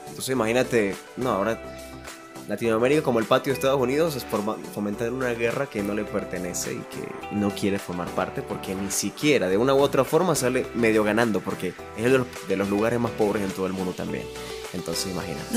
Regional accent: Venezuela; moved away; A mí como venezolano, en el extranjero

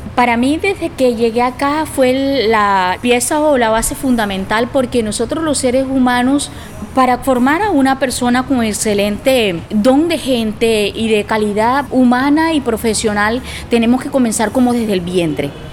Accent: Montes de María, Bolívar, Colombia; moved away as an adult; now in Maicao, Colombia; Vengo del departamento de Bolívar, desplazada de los Montes de María.

